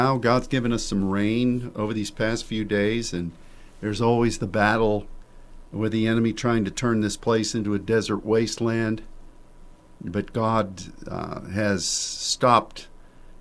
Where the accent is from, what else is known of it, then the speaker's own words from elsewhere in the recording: Pennsylvania, United States; moved away as an adult; now in Dallas, United States; the place where I grew up in Pennsylvania